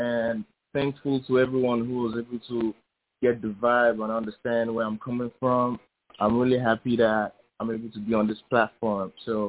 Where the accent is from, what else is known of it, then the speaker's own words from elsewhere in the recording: Lagos, Nigeria; Oh, I'm from Lagos, Nigeria.